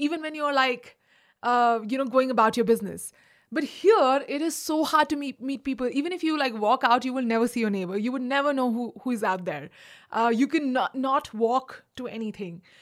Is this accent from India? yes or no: yes; India; moved away; also born or lived in Agra / Delhi / Mumbai; I'm also Indian